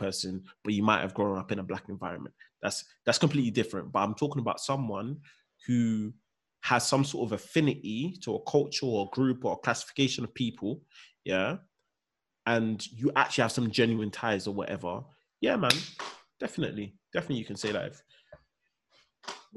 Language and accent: English; London, United Kingdom; also born or lived in Peckham; I'm British as well. Like, I was born in Britain.